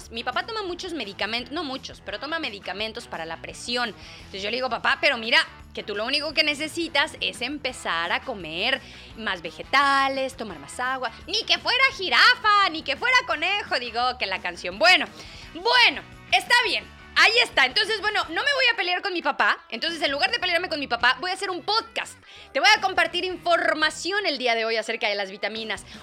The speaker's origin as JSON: {"language": "Spanish", "country": "Mexico", "accent": "Mexican", "said": "me dijeron que ya estoy hablando como que muy española, que extrañan mi acento mexicano."}